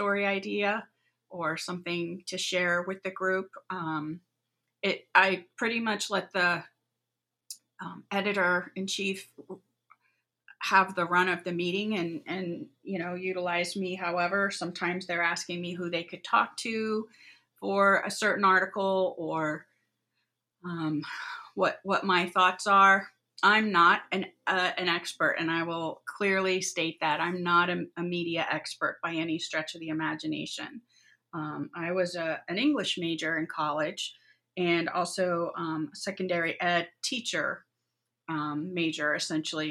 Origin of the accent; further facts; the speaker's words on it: New Jersey, United States; moved away as an adult; also born or lived in Westerville, Ohio; now in Ohio, United States; I grew up in New Jersey and went to Otterbein in Westerville, Ohio